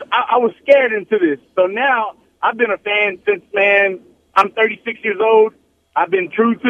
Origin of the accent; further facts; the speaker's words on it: Rosenberg, Texas, United States; I'm from Rosenberg, bro.